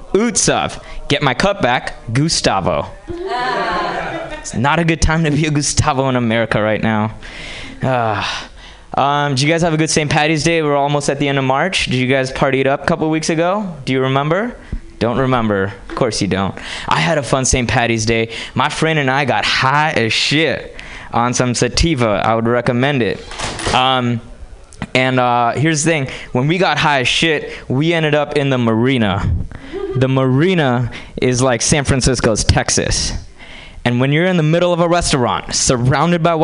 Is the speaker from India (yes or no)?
yes; India; moved away; I grew up in India.